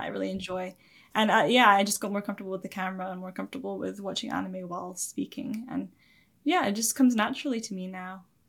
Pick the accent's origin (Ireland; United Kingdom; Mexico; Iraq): United Kingdom; Scotland; also born or lived in England; from the age of seven, before that I was in England, and then I moved to Scotland when I was seven. I've been here ever since.